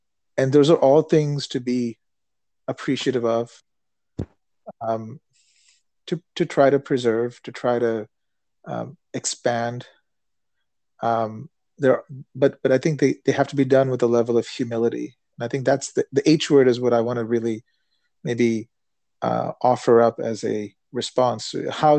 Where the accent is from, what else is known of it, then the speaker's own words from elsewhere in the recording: India; also born or lived in United States; when I reflect on what I experienced growing up in India and growing up in the United States